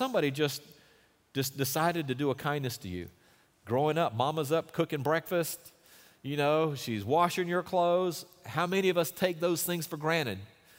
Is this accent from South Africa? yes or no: yes; Durban, KwaZulu-Natal, South Africa; born there; he mentioned that I was born in Durban, South Africa.